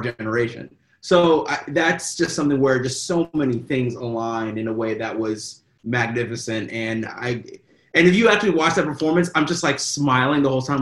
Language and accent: English; Kentucky, United States; I am from Kentucky